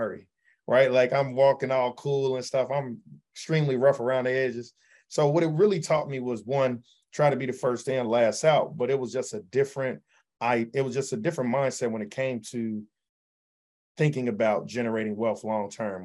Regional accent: Chicago, Illinois, United States; also born or lived in New York; I came back home to Chicago, where I worked at a hedge

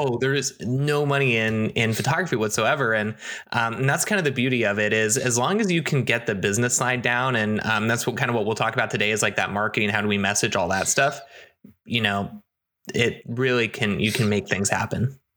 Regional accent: United States; also born or lived in Seattle, Washington; coming back to my hometown

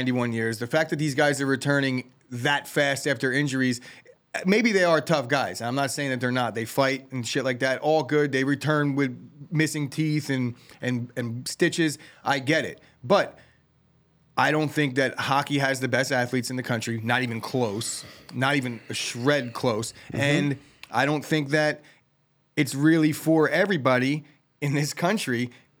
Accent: Colonia, New Jersey, United States; They did not have a ice rink when I was growing up in Colonia.

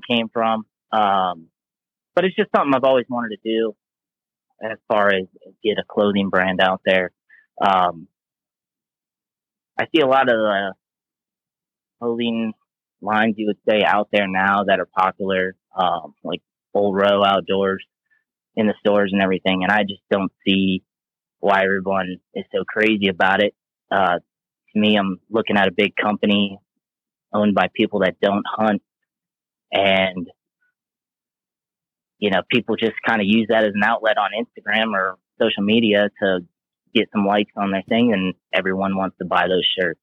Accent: Southwest Florida, United States; moved away as an adult; also born or lived in North Carolina; now in Kansas, United States; I grew up in Southwest Florida in the swamp

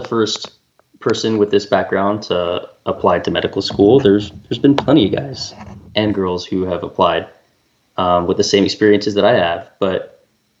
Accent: California, United States; I'm from California

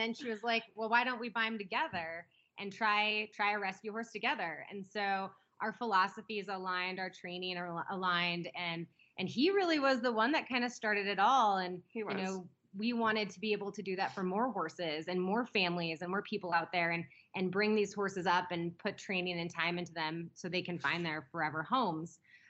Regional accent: Nevada, United States; also born or lived in Chicago, Illinois; now in Colorado, United States; My background, I grew up in Nevada

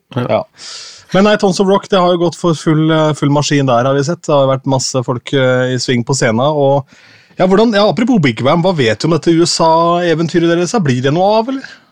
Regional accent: Askim, Østfold, Norway; moved away; hjemme i Askim

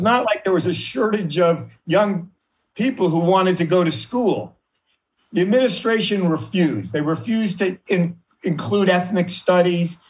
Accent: Washington, District of Columbia, United States; I grew up in Washington, D.C. Uh, in the 50s

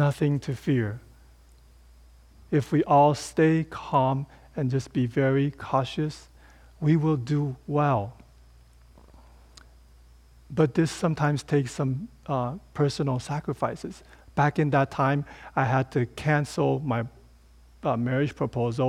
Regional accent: Taipei, Taiwan; So Taipei, my hometown, it has 5.5 million people

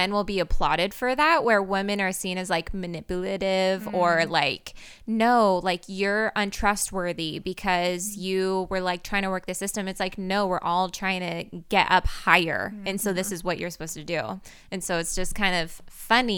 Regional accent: outside of Portland, Oregon, United States; I grew up outside of Portland

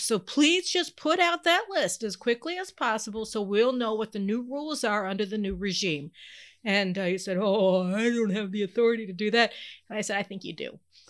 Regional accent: Houston, Texas, United States; born there; Anyway, don't mess with Texas. I was born in Houston, you know that.

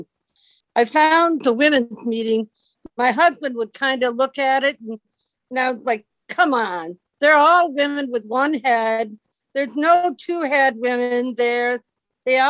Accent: Alexandria, Virginia, United States; I'm from Alexandria, Virginia

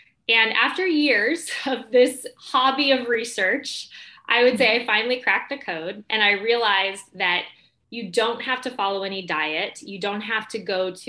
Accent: Mesa, Arizona, United States; moved away; also born or lived in New York City; I grew up in Mesa, Arizona

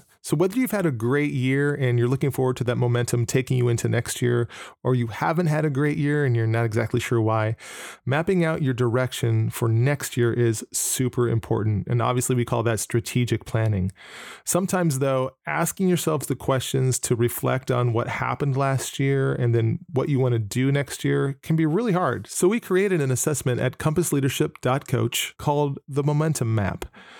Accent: Nashville, Tennessee, United States; also born or lived in Norwalk, United States; I am from Nashville, Tennessee. Lived in Norwalk for quite a long time.

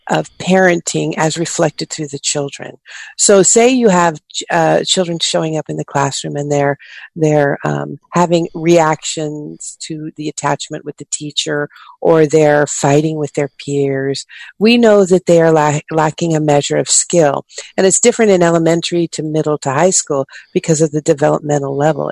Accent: Oakland, California, United States; I grew up in Oakland, California

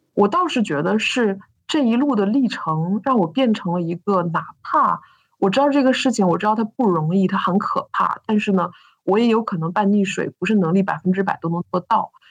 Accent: Northeast China, China; moved away; 我是个北方人，就是，就是个非常东北的那种关爱

